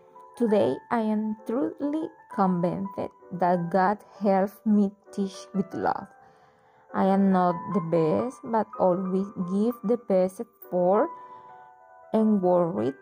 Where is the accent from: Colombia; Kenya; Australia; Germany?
Colombia; Cereté, Córdoba; English is a second language; I was born in Cerité